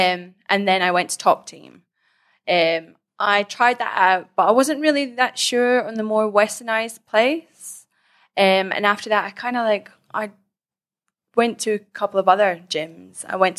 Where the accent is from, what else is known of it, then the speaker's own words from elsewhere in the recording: Scotland, United Kingdom; now in Thailand; Yep, I'm from Scotland and I currently live in Thailand, have done for like the last 3 years, on and off.